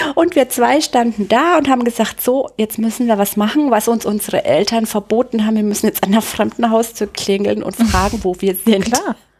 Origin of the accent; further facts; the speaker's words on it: Bad Neustadt an der Saale, Bavaria, Germany; moved away as an adult; also born or lived in Munich; in Bad Neustadt aufgewachsen. Das ist bayerische Rhön. Mhm. Das hört man auch so ein bisschen an meinem R.